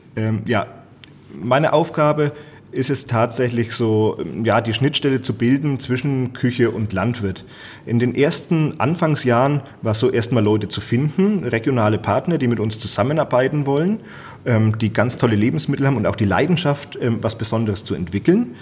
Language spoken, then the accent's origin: German; Franconia, Bavaria, Germany; unsere fränkische Heimat